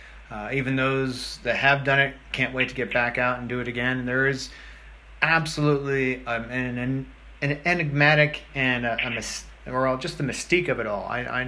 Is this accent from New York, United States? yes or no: yes; New York, United States; I'm originally from New York